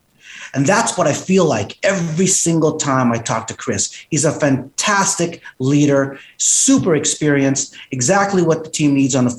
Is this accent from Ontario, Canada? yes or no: no; Edmonton, Alberta, Canada; being born in Edmonton and being Asian Canadian